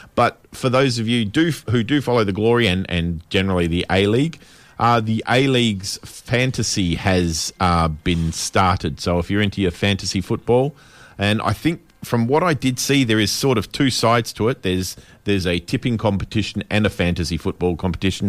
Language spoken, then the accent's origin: English; Western Australia, Australia; being West Australian